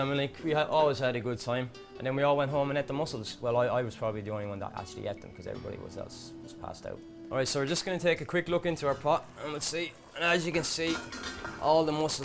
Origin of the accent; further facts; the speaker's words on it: Ireland; being Irish